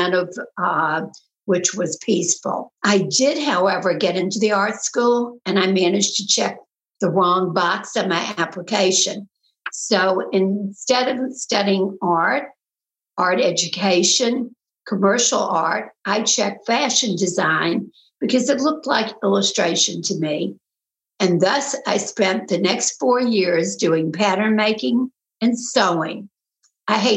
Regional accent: Memphis, Tennessee, United States; accent: Southern; moved away as an adult; also born or lived in New York / New York City; I was born in New York and moved to Memphis, Tennessee when I was 4 years old. And I had to learn how to speak like a Southern girl

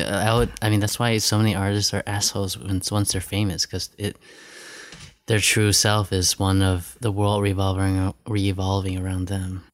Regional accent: New York, United States; moved away; also born or lived in Long Beach, California / New Hampshire; grew up in New York, then New Hampshire

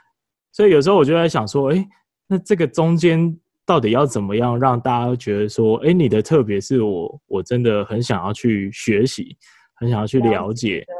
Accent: Taiwan; 我们台湾人

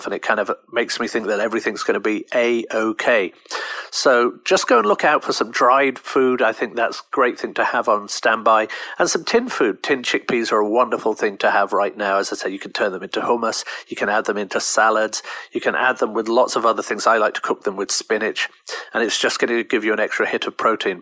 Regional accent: United Kingdom; I'm British

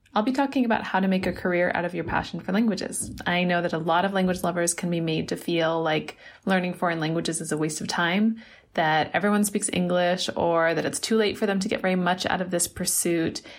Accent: United States; now in Beijing, China; I'm an American, but currently based in Beijing, China

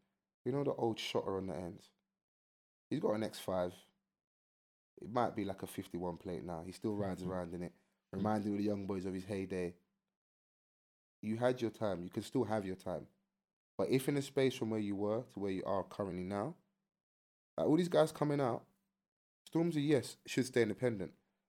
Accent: London, United Kingdom; And I'm from South.

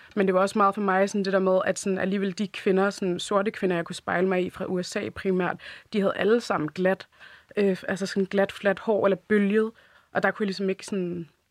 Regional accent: Denmark; jeg er jo født og opvokset her i Danmark

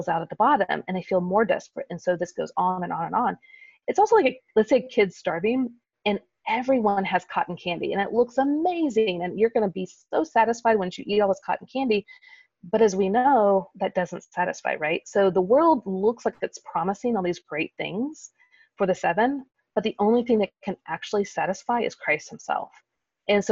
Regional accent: Kansas City, United States; in the Midwest, where I grew up in Kansas City

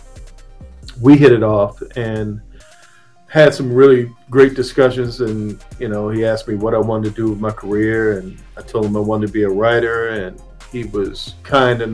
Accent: Annapolis, Maryland, United States; I'm from Maryland, Annapolis, Maryland, to be specific

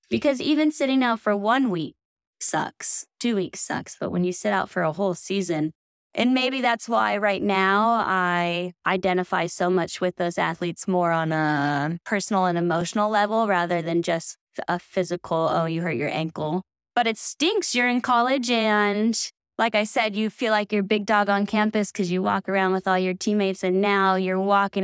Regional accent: Sacramento, California, United States; now in Truckee, United States; growing up in Sacramento, like, I grew up on a dead-end street where we all played sports

